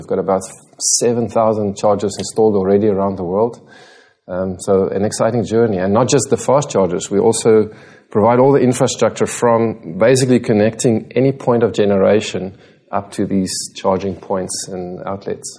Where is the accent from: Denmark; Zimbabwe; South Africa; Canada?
South Africa; moved away as an adult; now in Singapore; I'm South African.